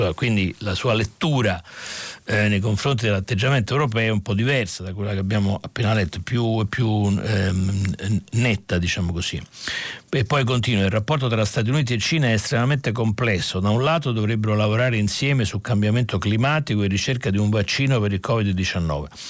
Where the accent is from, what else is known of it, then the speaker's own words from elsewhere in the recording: Naples, Campania, Italy; anch'io sono meridionale, sono napoletano, anche io